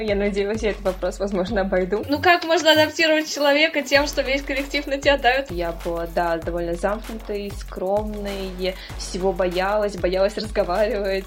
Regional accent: Saint Petersburg, Russia; как и любой петербуржец

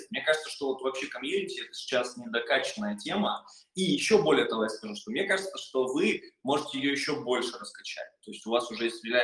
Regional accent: Saint Petersburg, Russia; я сам из

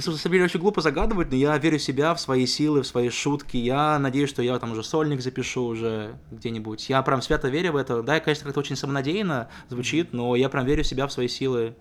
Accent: Ryazan, Ryazan Oblast, Russia; это было в Рязани, там, откуда я родом

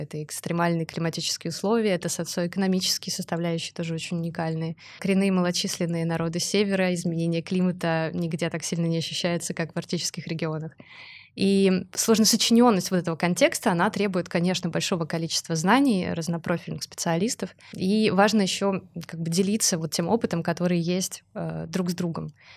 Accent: Saint Petersburg, Russia; я сама из Петербурга

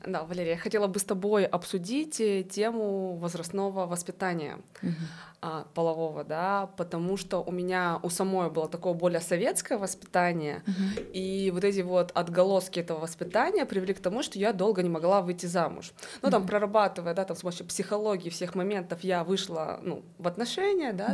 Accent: Russia; moved away; я вообще из России

